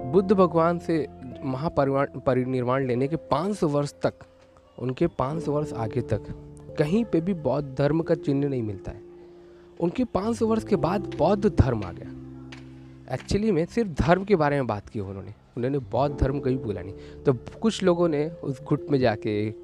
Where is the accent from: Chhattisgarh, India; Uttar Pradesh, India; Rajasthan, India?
Uttar Pradesh, India; Varanasi; मैं वाराणसी से बिलोंग करता हूँ